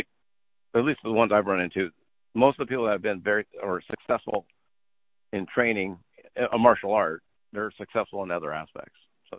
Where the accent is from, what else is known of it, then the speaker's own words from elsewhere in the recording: Los Angeles, California, United States; I'm from Los Angeles.